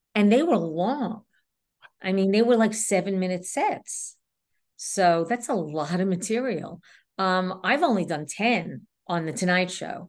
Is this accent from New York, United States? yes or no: yes; New York City, New York, United States; accent: New York; I was raised in Queens